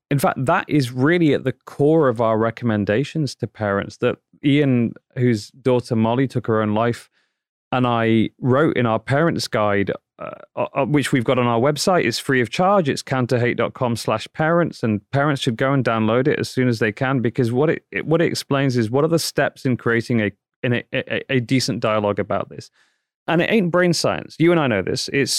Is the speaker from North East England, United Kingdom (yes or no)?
no; Manchester, North West England, United Kingdom; like we were when I was growing up in Manchester, England, you know, 30, 40 years ago.